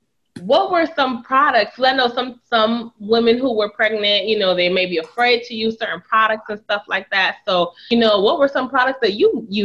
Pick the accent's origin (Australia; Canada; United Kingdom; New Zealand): Canada; Montreal, Quebec; now in United States; because most moms here in America, I'm from Montreal, Canada.